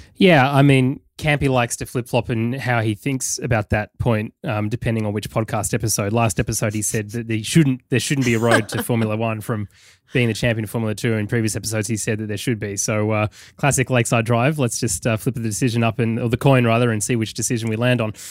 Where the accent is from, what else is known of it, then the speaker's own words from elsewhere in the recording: United Kingdom; be as British as possible as I fly that passport of mine